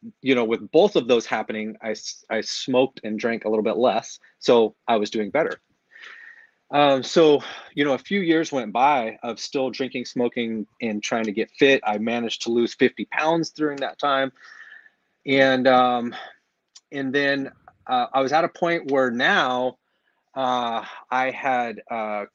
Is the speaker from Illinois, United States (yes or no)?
no; California, United States; moved away as an adult; now in Lake Havasu City, United States; born and raised in California area